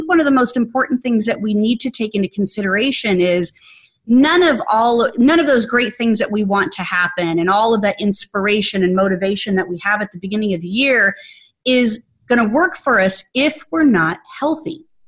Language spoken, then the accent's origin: English; Arizona, United States; moved away as an adult; now in Atlanta, United States; moved to Atlanta, and although I was transitioning all of last year from everything that I had in my home state of Arizona